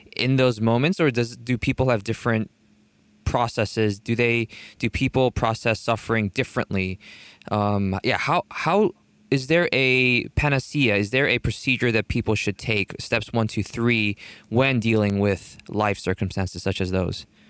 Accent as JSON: {"language": "English", "country": "South Korea", "said": "I'm from South Korea"}